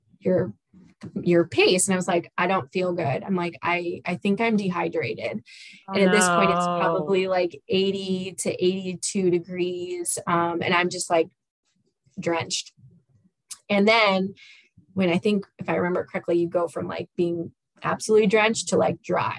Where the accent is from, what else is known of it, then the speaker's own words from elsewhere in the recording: Chicago, Illinois, United States; I also grew up in Chicago, the Chicago area